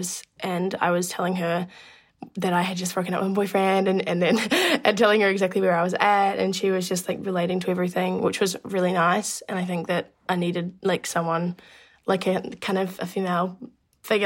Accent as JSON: {"language": "English", "country": "New Zealand", "said": "I am a musician from New Zealand"}